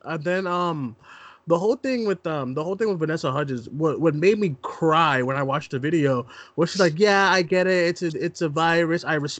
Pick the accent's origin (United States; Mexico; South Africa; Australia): United States; Boston, Massachusetts; I'm from Boston